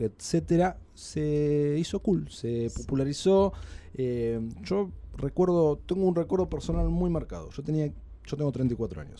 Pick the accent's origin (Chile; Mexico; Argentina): Argentina; Buenos Aires; nos alimentamos eh, los porteños